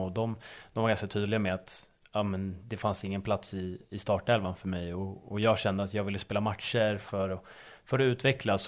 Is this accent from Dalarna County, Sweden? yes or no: no; Stockholm, Stockholm County, Sweden; moved away as an adult; now in Uppsala, Sweden; jag är uppväxt på, på Östermalm i, i Stockholm